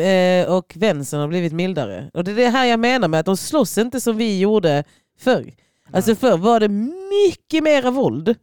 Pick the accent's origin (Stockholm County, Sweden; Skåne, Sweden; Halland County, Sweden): Skåne, Sweden; Lund; also born or lived in Croatia; jag växte upp på Gunnesbo